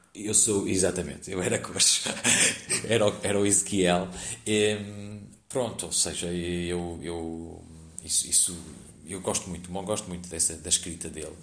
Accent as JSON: {"language": "Portuguese", "town": "Porto", "region": "Norte", "country": "Portugal", "said": "Eu sou do Porto, uma companhia do Porto"}